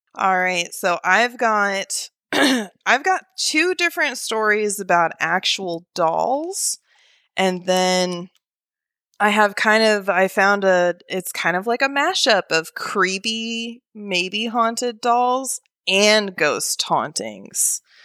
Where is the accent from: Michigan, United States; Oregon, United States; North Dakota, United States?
Oregon, United States; moved away as an adult; now in Alabama, United States; initially born and raised in Oregon